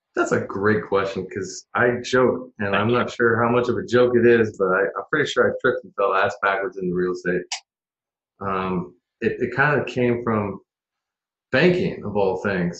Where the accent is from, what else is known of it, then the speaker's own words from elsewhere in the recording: Portland, Oregon, United States; also born or lived in Eugene, Oregon; I'm born and raised Portlander. I'm one of the originals.